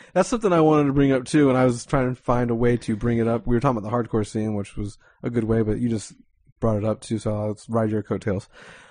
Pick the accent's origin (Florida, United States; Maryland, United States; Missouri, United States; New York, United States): Florida, United States; North; it could be specific to my area that I grew up in, obviously, in this North Florida area.